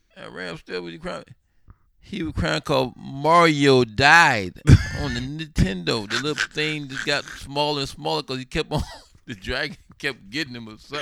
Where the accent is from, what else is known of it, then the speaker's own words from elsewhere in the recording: Sarasota, Florida, United States; moved away; here I am, you know, from Sarasota, Florida